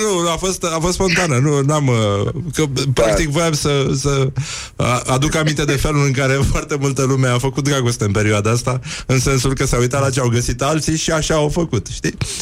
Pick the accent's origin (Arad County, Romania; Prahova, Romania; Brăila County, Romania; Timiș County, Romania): Brăila County, Romania; Brăila; Eu sunt din Brăila